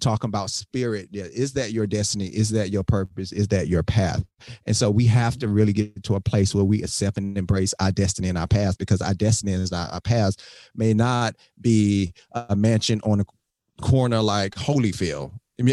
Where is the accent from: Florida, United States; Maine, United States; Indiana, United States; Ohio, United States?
Florida, United States; Miami; moved away as an adult; now in Atlanta, United States; I'm from Miami